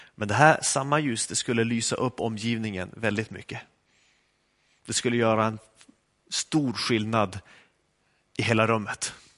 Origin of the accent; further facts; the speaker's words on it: Skellefteå, Västerbotten County, Sweden; moved away; Jag kom från Skellefteå